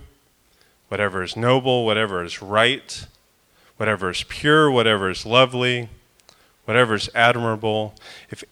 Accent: Florida, United States; I'm from Florida

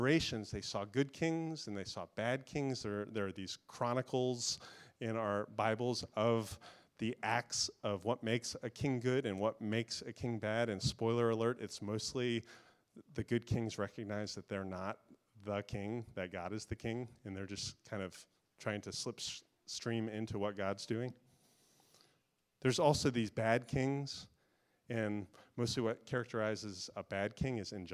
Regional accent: Florida, United States; I grew up in Florida

